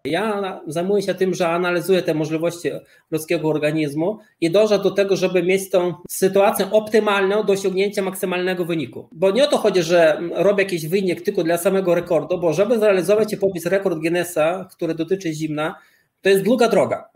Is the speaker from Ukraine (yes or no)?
no; Lithuania; moved away; Ja urodziłem się na Litwie i chciano mnie zabrać do wojska radzieckiego